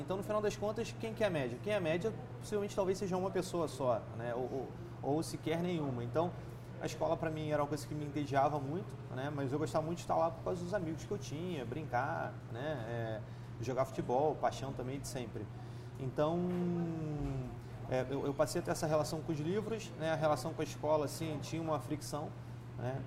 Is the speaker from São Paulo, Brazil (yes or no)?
no; Nova Friburgo, Rio de Janeiro, Brazil; Eu nasci em Nova Friburgo, interior do estado, região serrana, é, em 87